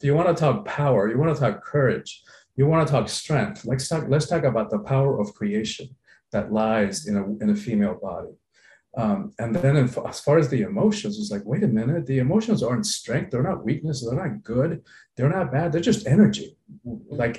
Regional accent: Cuba; now in Miami, United States; I'm from the Caribbean. I was born in Cuba. I've lived in Miami along for periods in my life

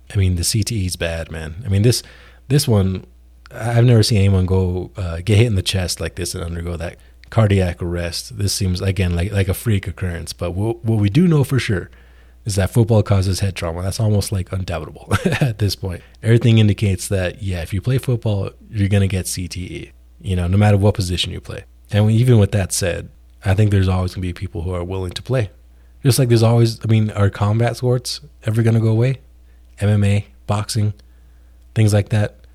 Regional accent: New Mexico, United States; New Mexico, my home state

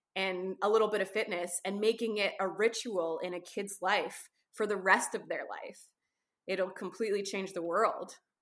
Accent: Canada; I'm a Canadian photographer, adventurer, uh, writer

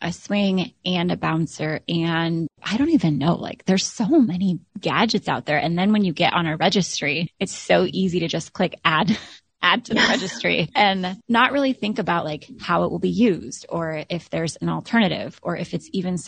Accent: Alaska, United States; moved away as an adult; now in Florida, United States; my husband and I moved from Alaska to Florida, both born and raised.

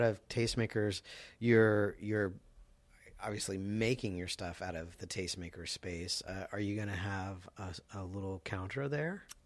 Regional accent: the South, United States; I'm from the South as well

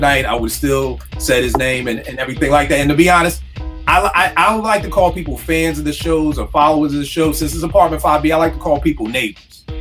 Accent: Philadelphia, Pennsylvania, United States; we growing up in Philly

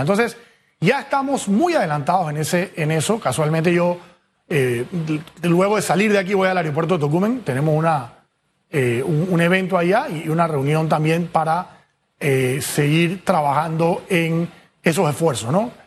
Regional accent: Panama; somos todos los panameños

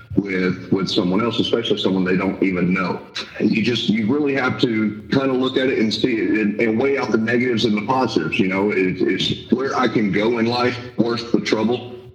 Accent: Houston, Texas, United States; I grew up in Houston

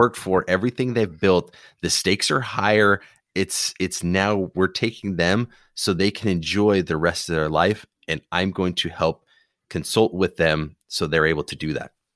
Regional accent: Phoenix, Arizona, United States; my hometown, Phoenix

